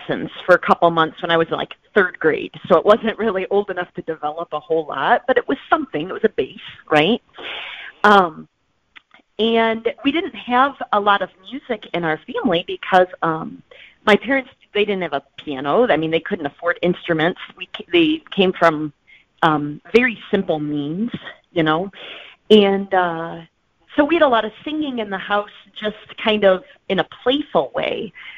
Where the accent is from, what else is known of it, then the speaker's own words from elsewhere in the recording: Indiana, United States; I grew up in Indiana